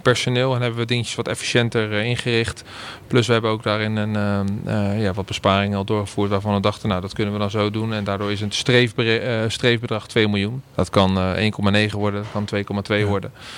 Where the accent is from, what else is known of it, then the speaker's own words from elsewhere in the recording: Randstad, Netherlands; moved away as an adult; now in Groningen, Netherlands; de Randstad waar ik vandaan kom